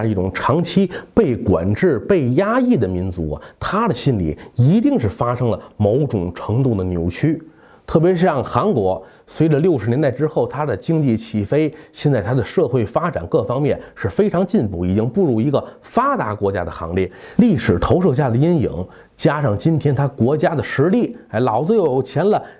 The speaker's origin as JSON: {"language": "Chinese", "country": "China", "said": "咱中国人啊"}